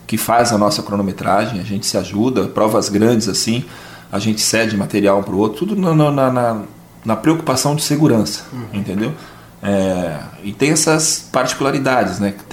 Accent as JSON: {"language": "Portuguese", "town": "Joinville", "region": "Santa Catarina", "country": "Brazil", "said": "pensar por como nós somos de Joinville, a gente entende."}